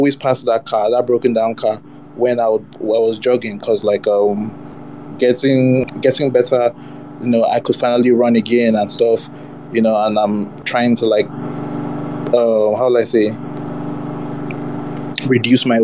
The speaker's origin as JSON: {"language": "English", "region": "Lagos", "country": "Nigeria", "tie": "born or raised there", "also_born_or_lived": "Abuja", "said": "I grew up in Lagos, most of my life in Lagos"}